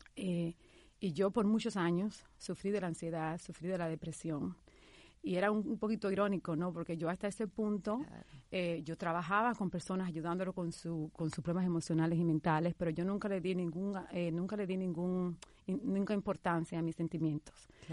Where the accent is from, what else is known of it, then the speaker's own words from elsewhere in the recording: Dominican Republic; moved away as an adult; also born or lived in New York; now in United States; mi historia comienza hace 16 años cuando emigré de la República Dominicana a Nueva York